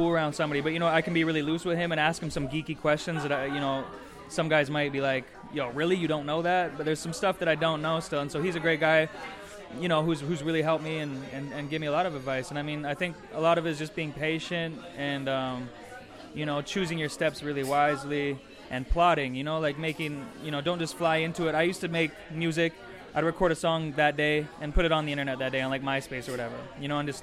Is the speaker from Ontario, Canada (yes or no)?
no; Vernon, British Columbia, Canada; Vernon growing up was such a pocket for hip-hop